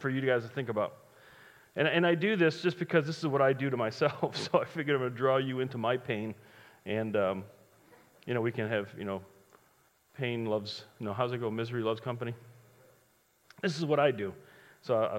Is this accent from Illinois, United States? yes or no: yes; Chicago, Illinois, United States; I'm from Chicago